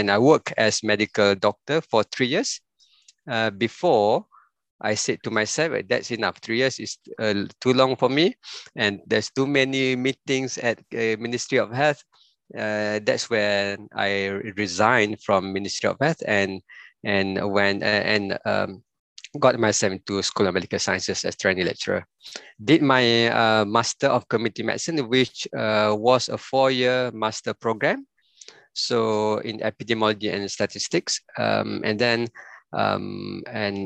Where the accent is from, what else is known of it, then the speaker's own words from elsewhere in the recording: Pasir Mas, Kelantan, Malaysia; also born or lived in Sungai Petani / Penang; I was born in Kelantan, Pasir Mas, almost 50 years ago, or 50 years ago, exactly, all right? And my secondary school, I went to a boarding school, Tengku Muhammad Faris Petra